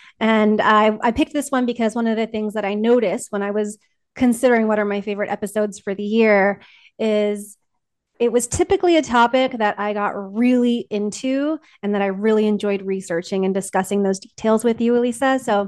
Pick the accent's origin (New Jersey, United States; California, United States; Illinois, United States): California, United States; So I was raised in Southern California.